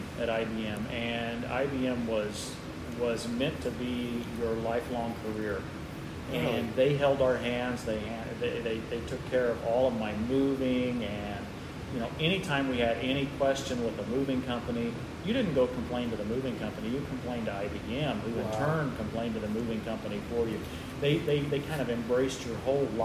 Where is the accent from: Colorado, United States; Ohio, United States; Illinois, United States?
Illinois, United States; southern; moved away as an adult; also born or lived in North Carolina / Chicago; I grew up in Illinois, in the southern part of the state